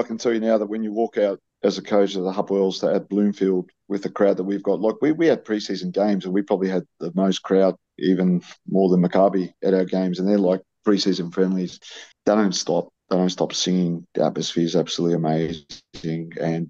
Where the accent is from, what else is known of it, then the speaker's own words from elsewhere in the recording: Melbourne, Victoria, Australia; born there; I might be a Melbournean. I was born in Melbourne, but all my sons, all four of them were born in South Australia, in Adelaide.